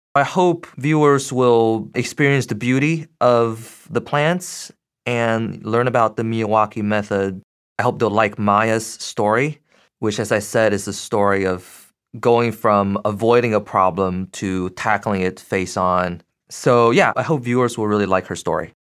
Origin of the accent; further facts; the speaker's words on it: Beijing, China; moved away as an adult; also born or lived in United States; now in Boston, United States; So, I grew up in Beijing, Uh, at the age of eighteen, I came to the U S for college and grad school